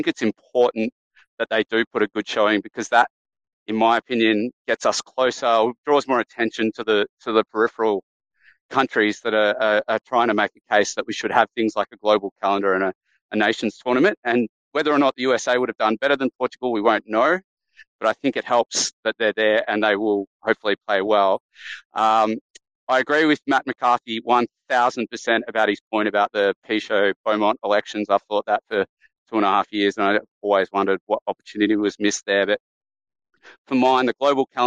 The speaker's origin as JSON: {"language": "English", "country": "Australia", "said": "I am Australian"}